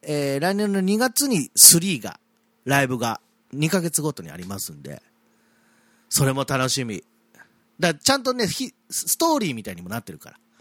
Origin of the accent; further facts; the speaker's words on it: Yamato, Kanagawa, Japan; 私が生まれ育った町の大和